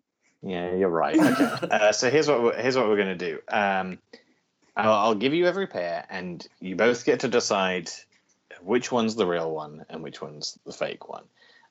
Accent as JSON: {"language": "English", "country": "United Kingdom", "said": "I'm from the United Kingdom."}